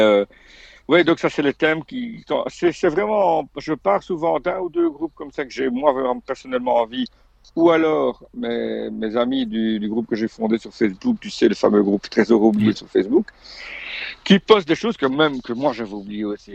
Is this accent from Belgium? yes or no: yes; Belgium; moved away as an adult; chez nous en Belgique